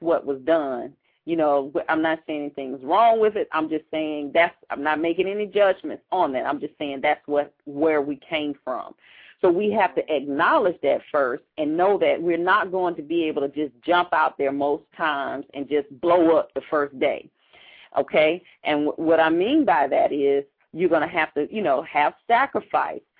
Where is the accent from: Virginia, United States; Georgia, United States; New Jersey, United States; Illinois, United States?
Georgia, United States; Atlanta; that's my hometown there.